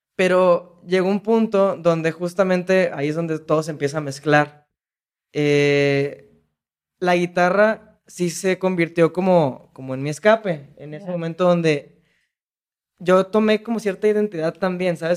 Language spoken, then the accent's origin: Spanish; Jalisco, Mexico; sí soy de Jalisco